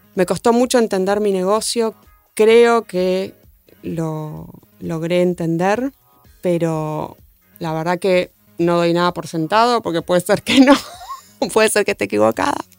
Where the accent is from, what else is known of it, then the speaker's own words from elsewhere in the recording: Argentina; somos argentinos